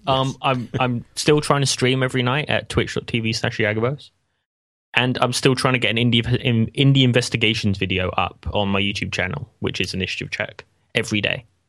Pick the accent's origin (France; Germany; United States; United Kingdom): United Kingdom; England; as an Englishman